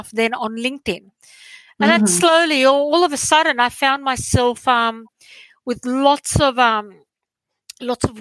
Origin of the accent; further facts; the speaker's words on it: Sydney, New South Wales, Australia; moved away as an adult; also born or lived in southern Greece; now in Greece; I'm Australian, okay? So I was born and raised in Australia, did my studies there, moved to Greece